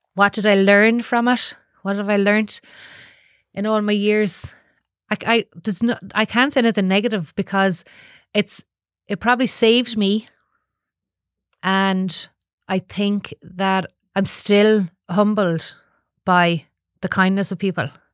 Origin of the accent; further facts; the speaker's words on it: Galway, Connacht, Ireland; I'm from Galway